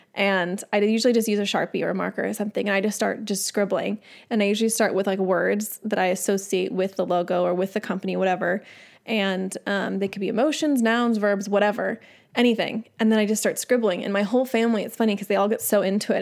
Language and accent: English; San Diego, California, United States; I grew up in San Diego